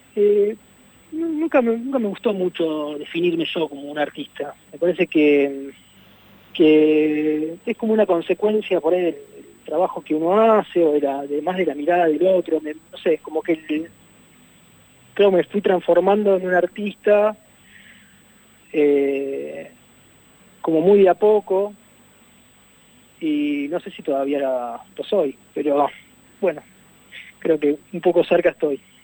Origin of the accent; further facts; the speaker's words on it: Puerto Madryn, Chubut, Argentina; yo soy de Puerto Madryn